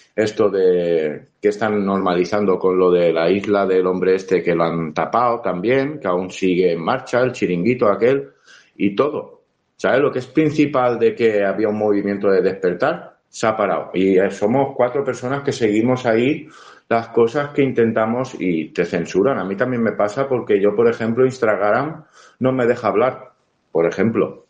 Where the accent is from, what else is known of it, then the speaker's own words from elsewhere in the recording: Valencian Community, Spain; Yo como valenciano